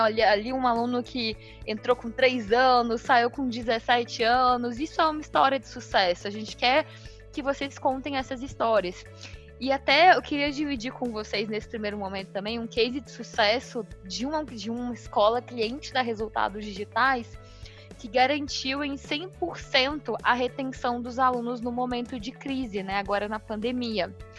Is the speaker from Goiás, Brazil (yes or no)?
no; Minas Gerais, Brazil; numa cidade lá em Minas Gerais, na minha cidade natal.